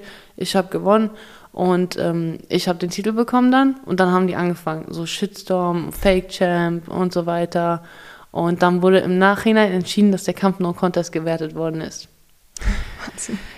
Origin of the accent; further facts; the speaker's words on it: Kazakhstan; moved away; ich bin in Kasachstan geboren